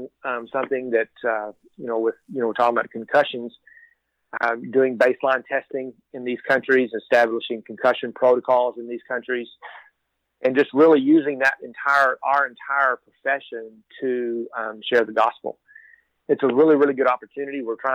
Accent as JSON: {"language": "English", "region": "Texas", "country": "United States", "tie": "born or raised there", "said": "I am born and raised in Texas."}